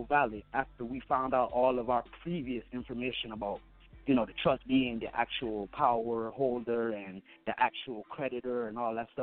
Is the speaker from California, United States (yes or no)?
no; Wayne County, Michigan, United States; I was born here in Wayne County